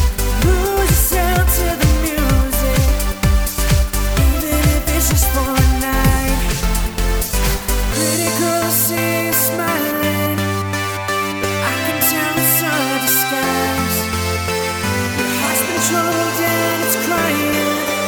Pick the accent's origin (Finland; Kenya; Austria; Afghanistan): Austria; I'm from Austria and I'm 16 years old, producer